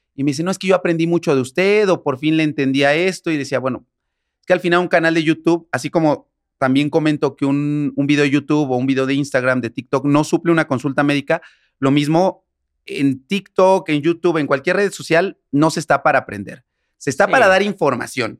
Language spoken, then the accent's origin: Spanish; San Martín Texmelucan, Puebla, Mexico; de donde soy, que se llama San Martín Texmelucan, es un pueblo que está cerca de, Puebla